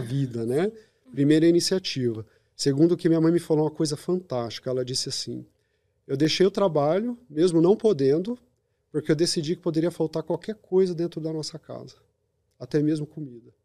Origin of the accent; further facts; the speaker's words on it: São Bernardo do Campo, São Paulo, Brazil; also born or lived in Curitiba; eu sou de São Bernardo do Campo, a maior pista de skate da América Latina está ali